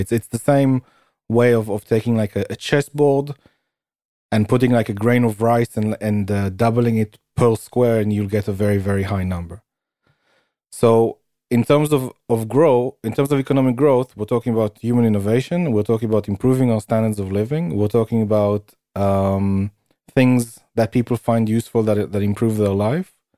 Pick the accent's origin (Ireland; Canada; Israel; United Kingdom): United Kingdom; where I'm from.